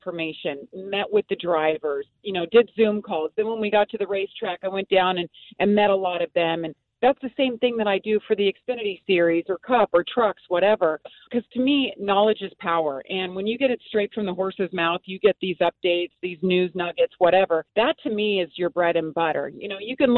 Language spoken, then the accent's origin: English; United States; I grew up in Lake Tahoe